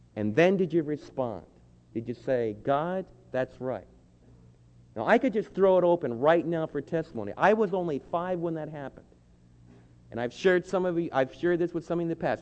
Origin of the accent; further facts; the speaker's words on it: New Jersey, United States; the state where I was born in New Jersey